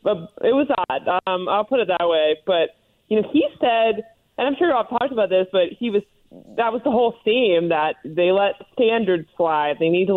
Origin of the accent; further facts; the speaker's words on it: Louisiana, United States; but I am from Louisiana, so I hear about these things a lot.